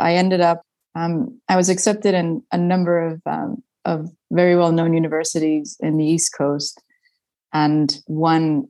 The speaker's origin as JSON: {"language": "English", "country": "Spain", "tie": "born or raised there", "also_born_or_lived": "United States", "first_language": "Spanish", "second_language": "English", "moved": "as an adult", "said": "I went to British schools in Spain. So it just generally made sense to keep studying in English because my mother tongue is Spanish"}